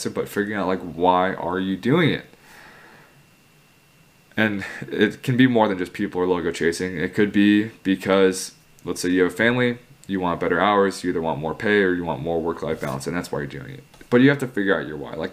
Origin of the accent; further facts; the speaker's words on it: Chicago, Illinois, United States; I'm from Chicago